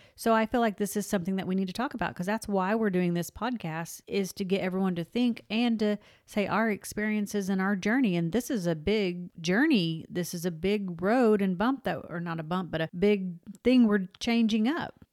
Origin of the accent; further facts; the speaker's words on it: Oklahoma, United States; moved away; I am from Oklahoma, and I'm actually from a small town in Oklahoma